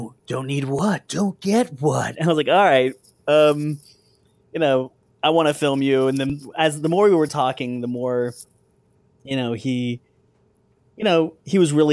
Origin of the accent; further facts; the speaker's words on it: Southern California, United States; I grew up in Southern California